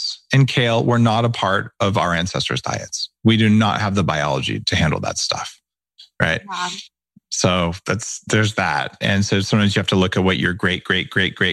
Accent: New Mexico, United States; I grew up in New Mexico where we eat spicy foods all the time.

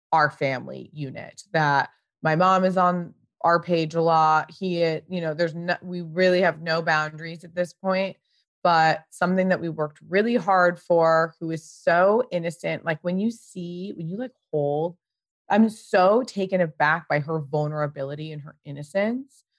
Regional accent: Pasadena, California, United States; I grew up in Pasadena.

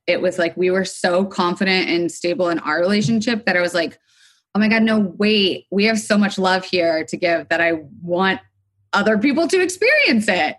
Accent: Florida, United States; also born or lived in New York City, United States; now in Los Angeles, United States; I am living in Los Angeles, though I was sort of formed and raised on the East Coast between Florida and then eventually I went up to New York City.

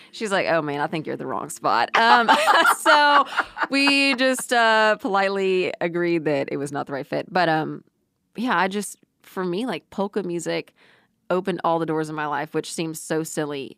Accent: New Braunfels, Texas, United States; I grew up in New Braunfels, Texas

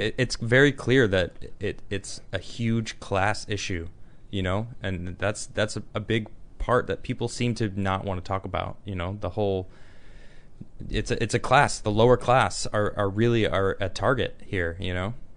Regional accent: Chicago suburbs, Illinois, United States; moved away; I lived in the city until I was three, and then I moved to the suburbs

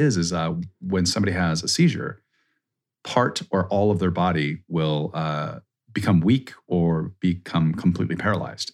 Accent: Minnesota, United States; I'm from Minnesota, right? It's cold, like, until, like, May

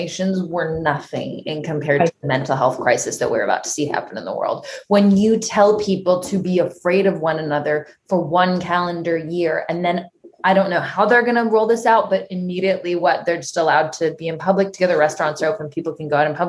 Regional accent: Canada; now in United States; Being Canadian

